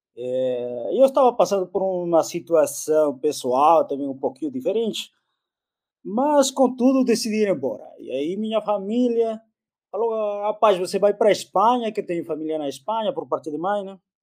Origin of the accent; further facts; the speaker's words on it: Peru; first language Spanish; Portuguese is a second language; moved away as an adult; now in Brazil; Aqui no Brasil eu recebi uma bolsa, lá no Peru eu tinha que pagar. Consequência, eu terminei vindo para o Brasil